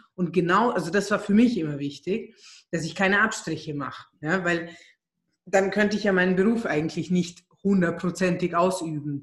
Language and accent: German; Germany; moved away as an adult; also born or lived in Hungary; now in Vienna, Austria; Ich bin ähm, ursprünglich Ungarin, bin in Deutschland aufgewachsen und lebe jetzt seit 14 Jahren in Wien